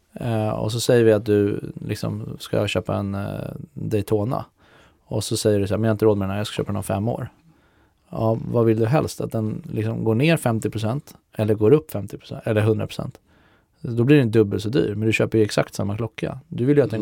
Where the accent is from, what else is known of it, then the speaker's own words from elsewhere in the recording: Lidingö, Stockholm County, Sweden; moved away as an adult; now in Stockholm, Sweden; jag är ju från Lidingö så att eh, nu har jag bott i stan sedan jag flyttade hemifrån för 10-15 år sedan